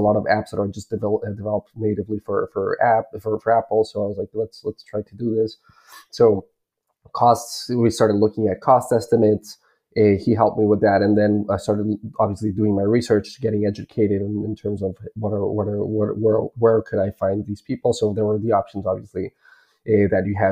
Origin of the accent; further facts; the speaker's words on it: Bolivia; moved away; I was originally born and raised in Bolivia